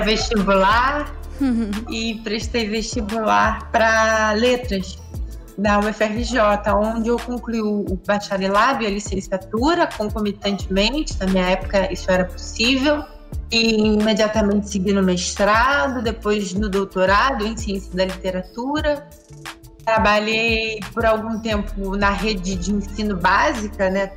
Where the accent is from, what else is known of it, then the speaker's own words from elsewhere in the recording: Rio de Janeiro, Brazil; eu nasci no Engenho da Rainha, que é uma comunidade do subúrbio carioca